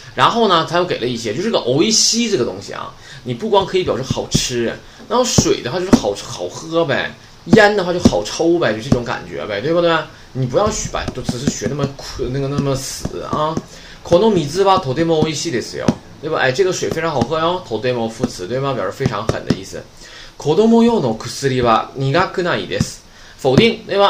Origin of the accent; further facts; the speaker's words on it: China; 我们中国人